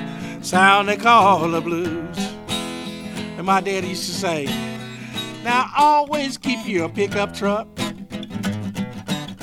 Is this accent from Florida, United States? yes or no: no; Winston-Salem, North Carolina, United States; I was raised up in Winston-Salem